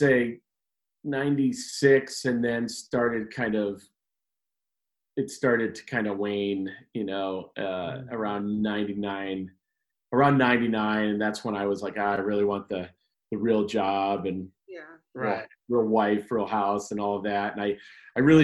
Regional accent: Cleveland, Ohio, United States; also born or lived in Chicago, Illinois / Medina, Ohio; I'm from Cleveland area

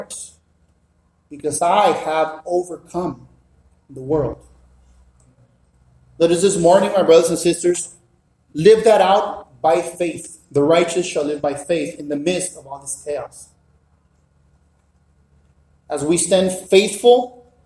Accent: Mexico; moved away; also born or lived in South Central Los Angeles; Born and raised in Mexico.

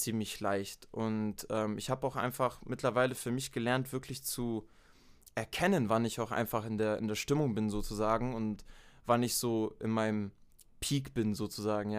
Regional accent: near Stuttgart, Baden-Württemberg, Germany; now in Munich, Germany; Ich bin ursprünglich in äh, der Nähe von Stuttgart geboren worden und seit zehn Jahren wohne ich jetzt in München, Bayern.

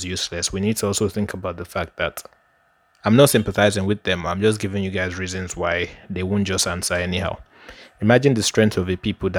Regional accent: Nigeria; Like they don't face what you face as a Nigerian.

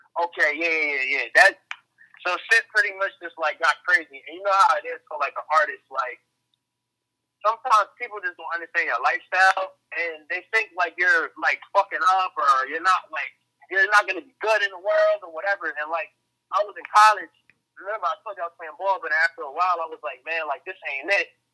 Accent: New Jersey, United States; now in Philadelphia, United States; I'm originally from Jersey

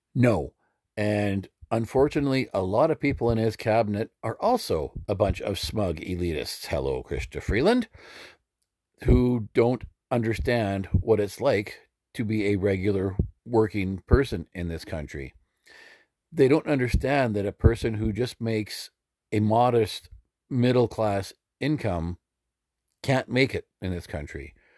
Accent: Alberta, Canada; now in Saskatchewan, Canada; I was born and raised in Alberta and currently live in Saskatchewan

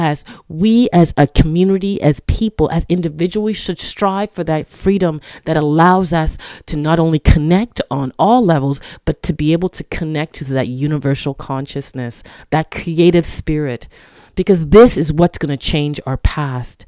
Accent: Toronto, Ontario, Canada; I'm from Toronto, Canada

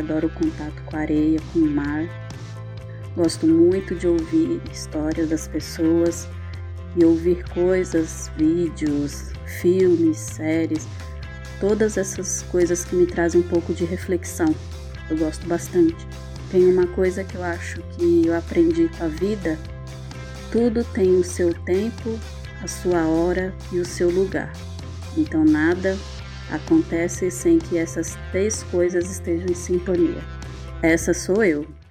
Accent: Santos, São Paulo, Brazil; Sou santista de nascimento

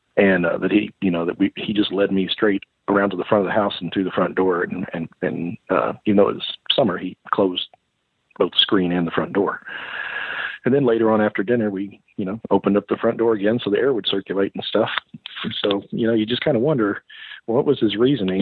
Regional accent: Kentucky, United States; moved away; also born or lived in Tennessee / East Texas; growing up in the South

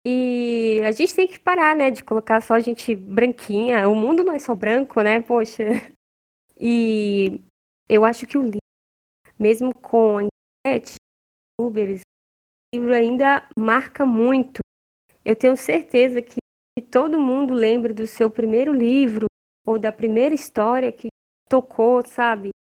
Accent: Minas Gerais, Brazil; e assim, as minhas tias, eu lembro que elas são, nós somos mineiros, né?

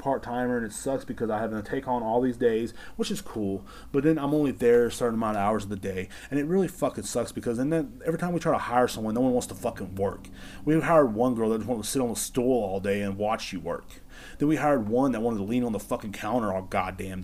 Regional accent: Texas, United States; I'm from Texas and I enjoy being from Texas

